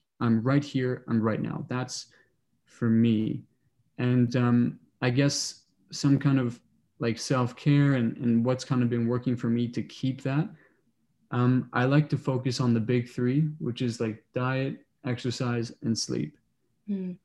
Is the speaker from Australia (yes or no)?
no; Toronto, Ontario, Canada; moved away as an adult; now in Kingston, Canada; I grew up in Toronto, went to high school downtown